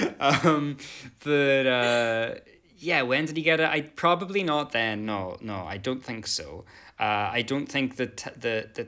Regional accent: Ireland; because I'm Irish

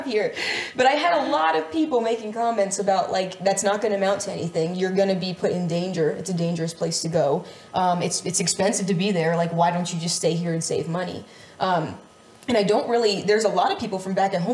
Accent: central Pennsylvania, United States; moved away; I grew up in the suburbs of central Pennsylvania my whole life

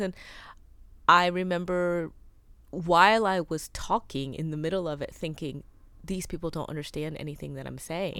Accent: United States; I grew up Korean American with immigrant parents

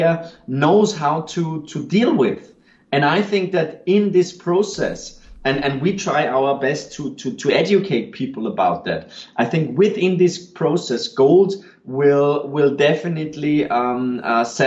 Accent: Austria; I'm from Austria

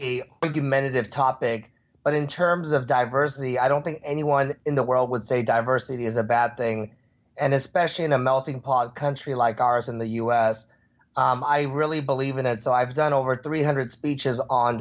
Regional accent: Houston, Texas, United States; moved away; when I grew up in Texas, there weren't very many Asian Americans or Asians. And in fact, I saw one my whole 7 years in Texas.

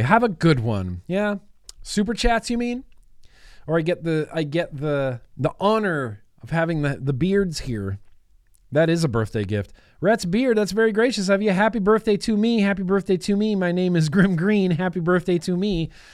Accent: United States; I'm an American

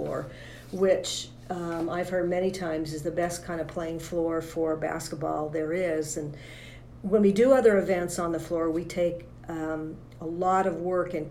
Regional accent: Morgan, Utah, United States; I'm a local Utah girl. I grew up in Morgan

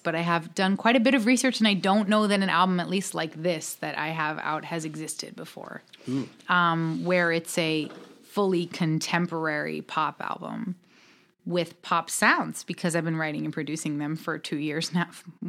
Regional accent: New York, United States; now in Los Angeles, United States; I got to Los Angeles, and I'm from New York and have lived my whole life in New York.

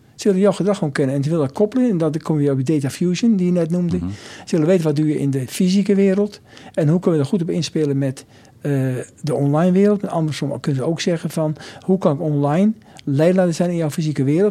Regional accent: Nijmegen, Gelderland, Netherlands; also born or lived in near Arnhem; ik ben in Nijmegen opgegroeid

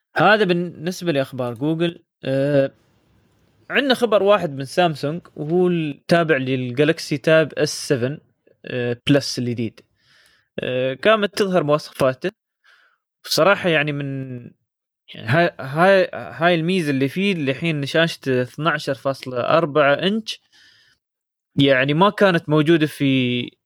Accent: United Arab Emirates; عندنا في الامارات

